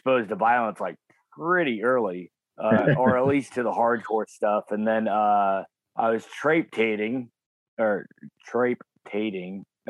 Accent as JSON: {"language": "English", "country": "United States", "said": "Well, I'm, as you guys would call, Bogan. I'm an American redneck. So I didn't have money growing up"}